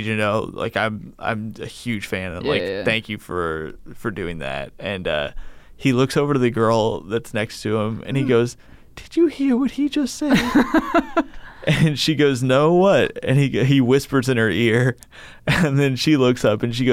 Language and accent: English; Bloomington, Indiana, United States; I grew up in Bloomington, Indiana